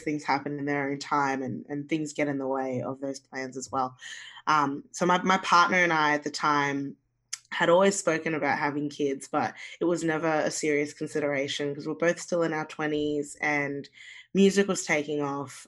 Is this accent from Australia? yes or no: yes; Australia; also born or lived in Zimbabwe; and then we moved to Australia